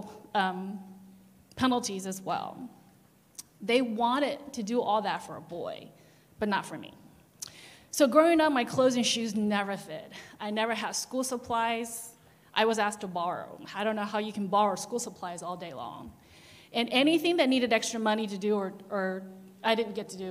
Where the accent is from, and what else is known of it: China; English is a second language; moved away